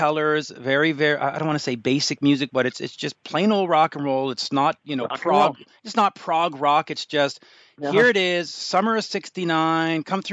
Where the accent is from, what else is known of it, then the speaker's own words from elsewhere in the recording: Canada; as a Canadian